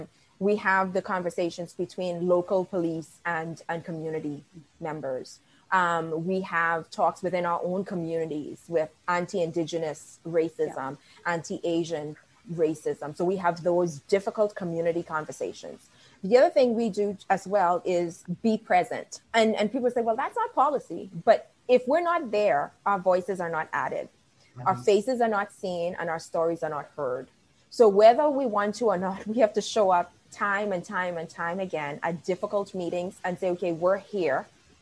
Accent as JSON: {"language": "English", "country": "Bahamas", "accent": "West Indian", "said": "Because my West Indian accent comes out and I drop my THs and it's like being from the Bahamas again."}